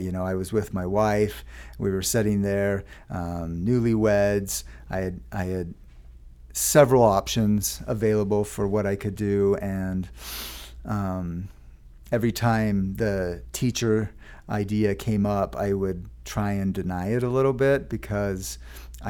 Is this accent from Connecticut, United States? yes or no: no; Lehi, Utah, United States; I grew up in Lehigh, Utah, attended Meadow Elementary School.